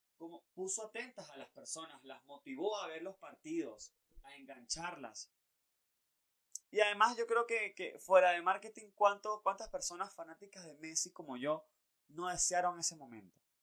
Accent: Venezuela; nosotros como venezolanos

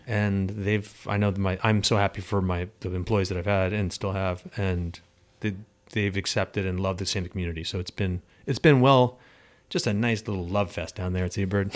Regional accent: Long Island, New York, United States; moved away as an adult; also born or lived in Arizona / Pennsylvania / California; now in South Shore; I grew up on Long Island, went to school in Arizona, lived in Pennsylvania, lived in California for ten years

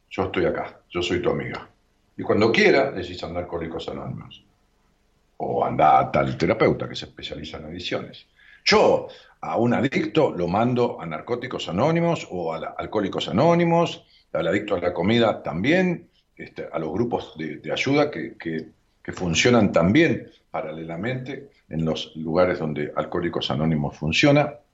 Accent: Rosario, Santa Fe, Argentina; De Rosario.

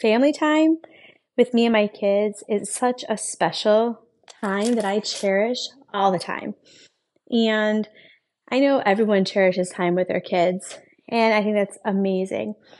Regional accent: Buffalo, New York, United States; also born or lived in Rochester, New York; I'm from Buffalo, New York. That's where I was born and raised, and I moved to Rochester when I was nineteen

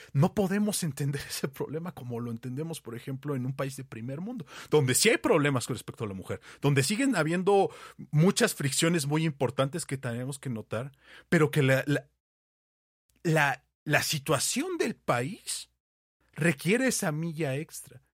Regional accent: Mexico

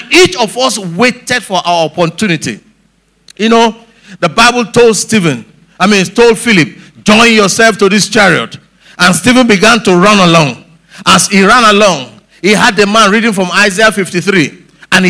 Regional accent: Lagos, Nigeria; growing up in Lagos here

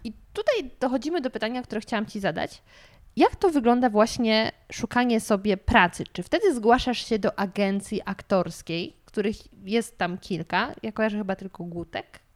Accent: Gryfów Śląski, Lower Silesian Voivodeship, Poland; now in Warsaw, Poland; ja jestem z Dolnego Śląska

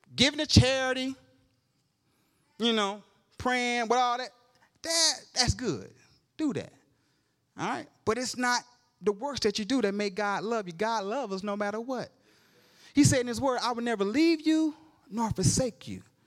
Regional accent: Georgia, United States; I'm from Georgia

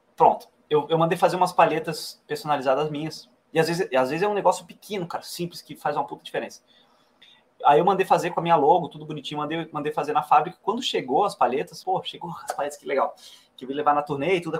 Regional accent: Florianópolis, Santa Catarina, Brazil; now in Brasília, Brazil; Que é a cidade onde nasci

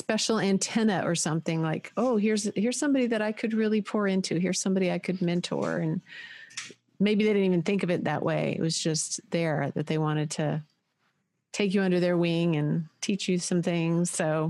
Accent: United States; I grew up in America, you know, and we had a big family, We moved a lot. My dad was in the Navy.

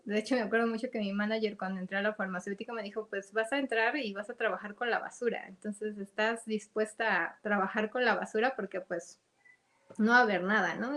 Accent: Mexico; como mexicanos

